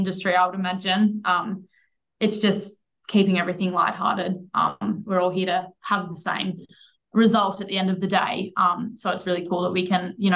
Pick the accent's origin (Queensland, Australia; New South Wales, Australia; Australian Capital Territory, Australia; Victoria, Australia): New South Wales, Australia; Nyngan; now in Sydney, Australia; I'm from Nyngan, Central West New South Wales